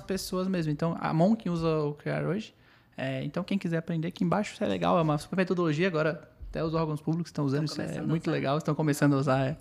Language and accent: Portuguese; Florianópolis, Santa Catarina, Brazil; nós quatro aqui somos de Floripa. É, todos da Carlos Correia.